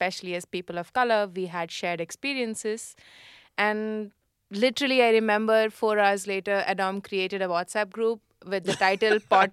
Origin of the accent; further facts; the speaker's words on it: India; now in France; I'm from India.